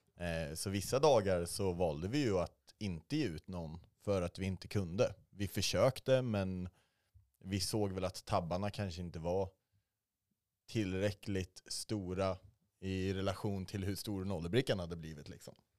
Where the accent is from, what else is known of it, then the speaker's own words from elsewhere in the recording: Arboga, Västmanland, Sweden; moved away; Jag är från Arboga, alldeles norr om Hjälma